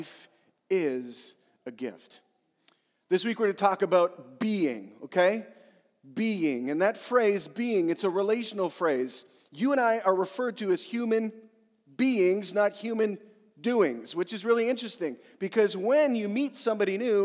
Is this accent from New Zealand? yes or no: no; Yorkton, Saskatchewan, Canada; I was born in Yorkton, Saskatchewan